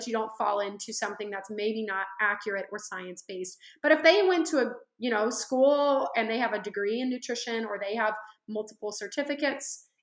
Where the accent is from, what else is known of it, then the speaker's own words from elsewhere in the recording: the Central Valley, California, United States; I am originally from California, the Central Valley